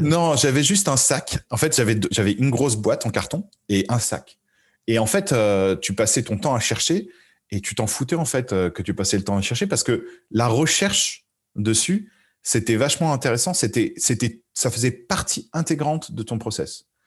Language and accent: French; Paris, Île-de-France, France; moved away as an adult; je viens de Paris et même si j'ai fait la, on va dire quasi-totalité de ma carrière à l'étranger